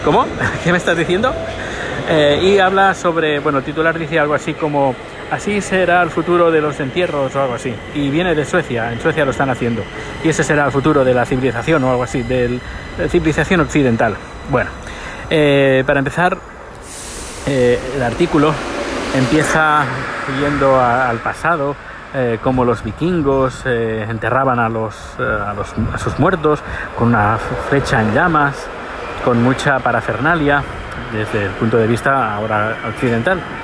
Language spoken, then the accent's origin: Spanish; Spain; now in Sweden; nosotros conocemos como españoles